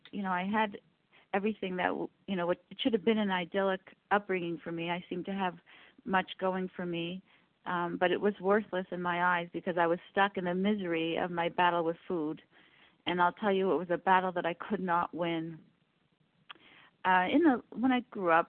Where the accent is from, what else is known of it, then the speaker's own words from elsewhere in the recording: Canada; I'm from Canada